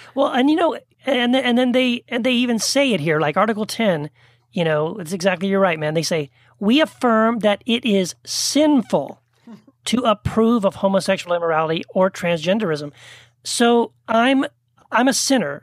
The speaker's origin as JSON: {"language": "English", "town": "El Paso", "region": "Texas", "country": "United States", "tie": "born or raised there", "moved": "yes", "lives_now": "California, United States", "said": "growing up in Texas, uh, in a Southern Baptist Christian home"}